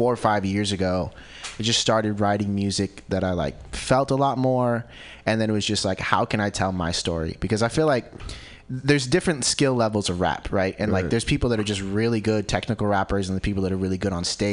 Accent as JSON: {"language": "English", "town": "Santa Cruz", "region": "California", "country": "United States", "tie": "born or raised there", "said": "born and raised in Santa Cruz"}